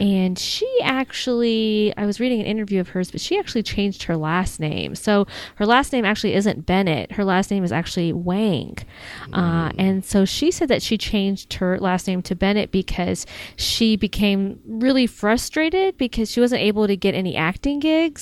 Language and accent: English; United States; accent: American; my American accent